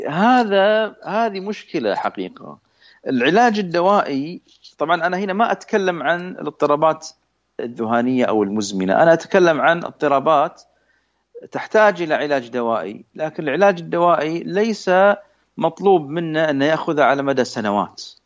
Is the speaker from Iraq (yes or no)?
no; Saudi Arabia; عندنا في السعوديه